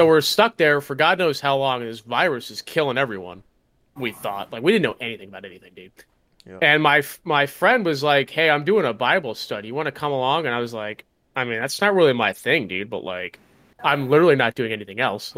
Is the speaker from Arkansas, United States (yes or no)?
no; Colorado, United States; growing up in Colorado